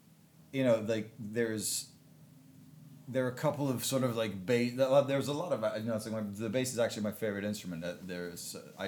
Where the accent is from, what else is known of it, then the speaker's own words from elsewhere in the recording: England, United Kingdom; as a kid growing up in England